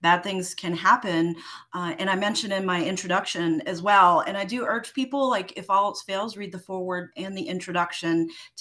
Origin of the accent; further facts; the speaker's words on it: New York City, New York, United States; I grew up in New York City, spent a lot of time in little like pocket parks in Central Park